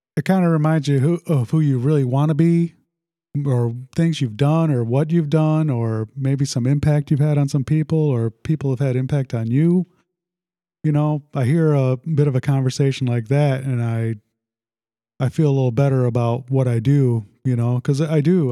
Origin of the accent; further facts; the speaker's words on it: Sandwich, Illinois, United States; also born or lived in South Side of Chicago / New Lenox, Illinois; we moved to Sandwich when I was in about the uh, what was it, seventh grade, sixth grade, something like that. And yeah, it's been it's definitely my home. I always call Sandwich, I, yeah, hometown.